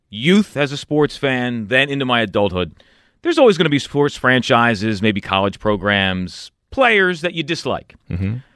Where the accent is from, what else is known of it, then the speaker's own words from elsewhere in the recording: Philadelphia, Pennsylvania, United States; growing up in this area, right. the Philadelphia born Cowboys fan.